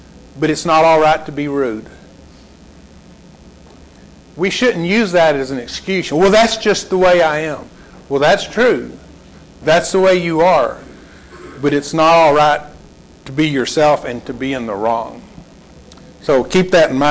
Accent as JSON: {"language": "English", "town": "Lubbock", "region": "Texas", "country": "United States", "tie": "born or raised there", "said": "I grew up in Lubbock, grew up in an older neighborhood"}